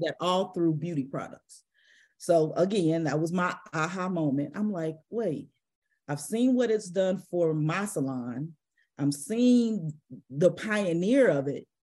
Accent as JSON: {"language": "English", "town": "St. Louis", "region": "Missouri", "country": "United States", "tie": "born or raised there", "said": "I'm from Saint Louis, Missouri. And I grew up down the street from what's called Echo Children's Home."}